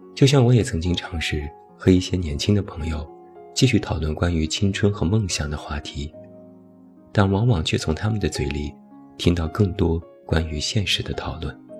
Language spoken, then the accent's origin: Chinese; China; 我们中国人